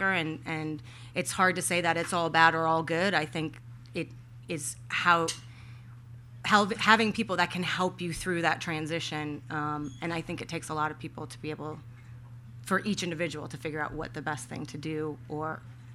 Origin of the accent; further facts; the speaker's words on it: Minneapolis, Minnesota, United States; I grew up in Minneapolis